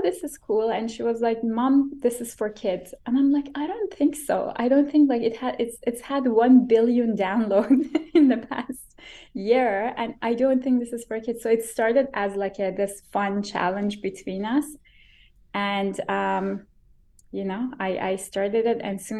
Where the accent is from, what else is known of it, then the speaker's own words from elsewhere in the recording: Iran; now in Vancouver, Canada; growing up in Iran